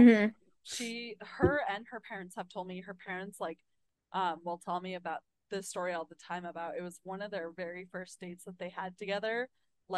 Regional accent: New Mexico, United States; growing up in New Mexico

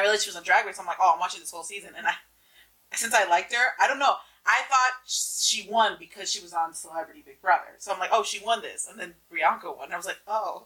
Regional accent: New Jersey, United States; we're from Jersey

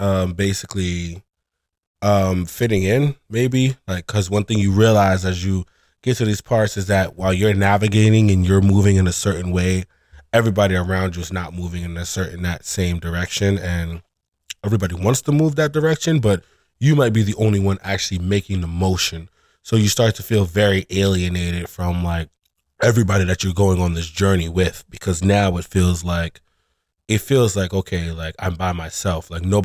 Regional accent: Brooklyn, New York, United States; My dad is from overseas. He was born in Aruba, but he like migrated here in like the 70s. And I'm a native New Yorker. I'm from here. I was born and raised in Brooklyn, East New York.

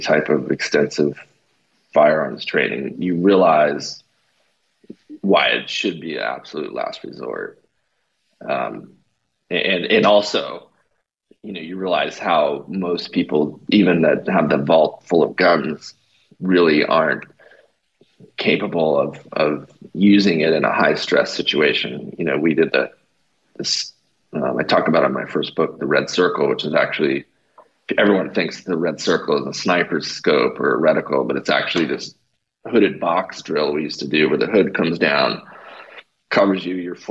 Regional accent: Canada; now in United States; I'm originally from Canada. They call me a Canadian socialist

